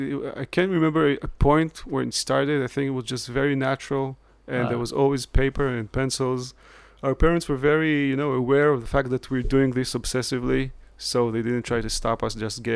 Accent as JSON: {"language": "English", "country": "Israel", "tie": "born or raised there", "said": "So I think for me it was really the story of growing up with a twin brother, and we grew up in Israel in a period of time where the television was black and white"}